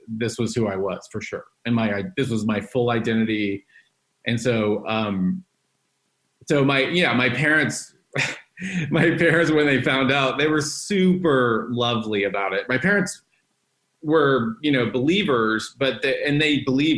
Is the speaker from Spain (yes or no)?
no; Dallas, Texas, United States; now in Los Angeles, United States; I was born and raised in Dallas, Texas.